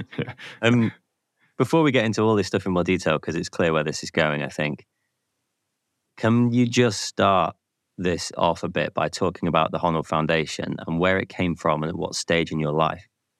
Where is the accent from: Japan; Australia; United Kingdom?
United Kingdom; as a Brit